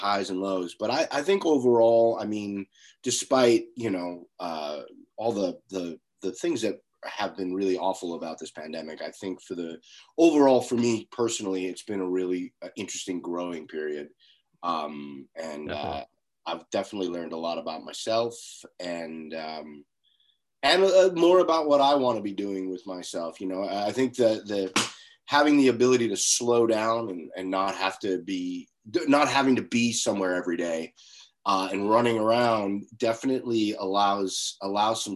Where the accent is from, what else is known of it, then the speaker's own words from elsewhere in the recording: Long Island, New York, United States; I grew up on Long Island, about 45 miles outside of New York City, in the shadow of New York City